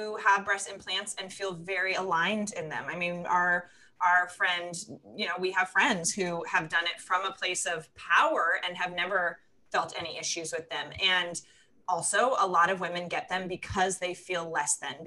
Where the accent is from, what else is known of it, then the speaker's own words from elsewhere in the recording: California, United States; I love my home state